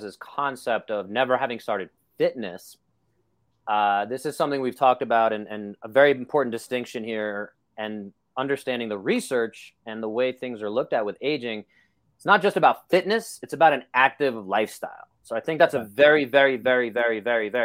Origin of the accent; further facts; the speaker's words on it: New York City, New York, United States; This is how I grew up in Brooklyn.